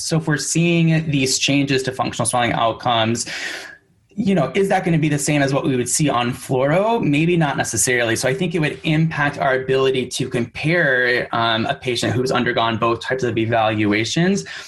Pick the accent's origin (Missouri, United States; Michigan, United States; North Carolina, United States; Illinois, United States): Michigan, United States; also born or lived in San Francisco; now in New York City, United States; I am originally from Michigan, but I currently live in New York City